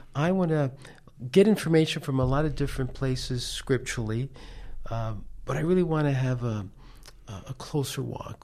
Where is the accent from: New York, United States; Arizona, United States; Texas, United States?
New York, United States; New York City; moved away; him and I grew up in Manhattan, New York. That's where I'm from, that's where I was born.